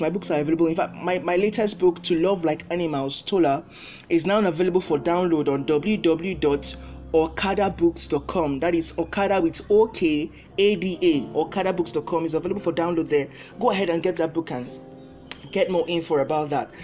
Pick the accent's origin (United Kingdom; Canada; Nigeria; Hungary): Nigeria; As a Nigerian